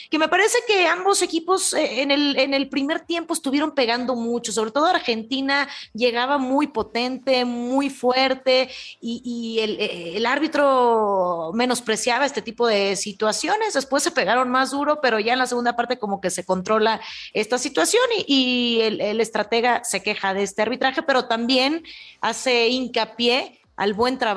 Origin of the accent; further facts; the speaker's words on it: Tepatitlán, Jalisco, Mexico; le dieron allá en los Altos de Jalisco, en Tepatitlán. Claro, Milena, te voy a invitar un día, es mi tierra, somos muy